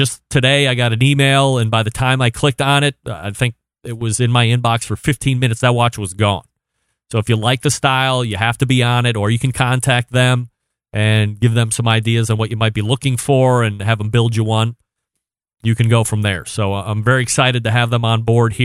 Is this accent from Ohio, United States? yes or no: yes; Cleveland, Ohio, United States; I'm from Cleveland as well